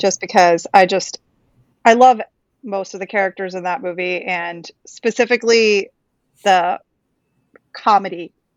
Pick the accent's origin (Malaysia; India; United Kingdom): India; Karnataka; I'm from Karnataka, so I'm oh, bunt